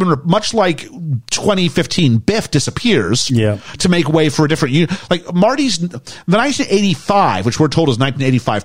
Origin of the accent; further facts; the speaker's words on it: Canada; I was from Canada.